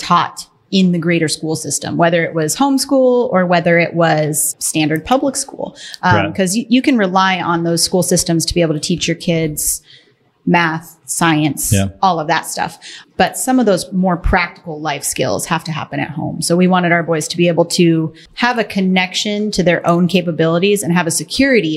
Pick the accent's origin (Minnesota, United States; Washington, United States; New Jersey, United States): Washington, United States; Western; I grew up in Western Washington.